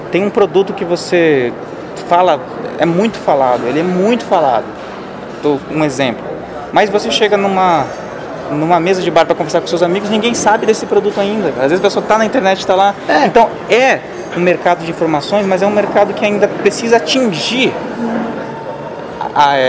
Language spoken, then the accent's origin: Portuguese; São Paulo, Brazil; now in Goiânia, Brazil; para quem não me conhece ainda, tenho 29 anos, sou paulista, mas atualmente moro na região centro-oeste do Brasil, moro em Goiânia.